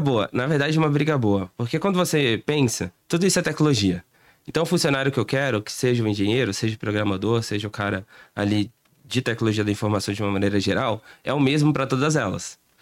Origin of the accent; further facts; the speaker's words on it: Brazil; a gente é, é, é meio malandro também como brasileiro